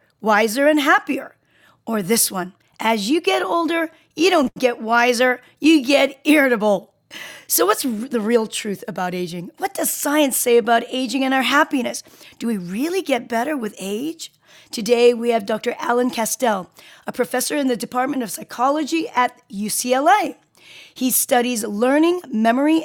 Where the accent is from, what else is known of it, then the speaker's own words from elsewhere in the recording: South Korea; I'm Korean. I'm from South Korea.